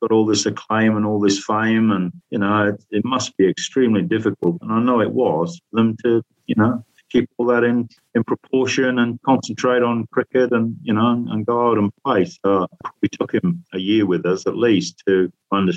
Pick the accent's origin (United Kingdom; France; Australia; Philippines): United Kingdom; Yorkshire and the Humber; I'm a Yorkshireman